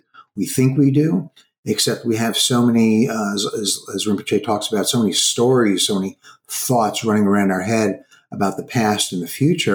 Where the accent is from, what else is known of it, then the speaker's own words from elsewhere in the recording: New York City, New York, United States; moved away; also born or lived in Chicago; I was from Brooklyn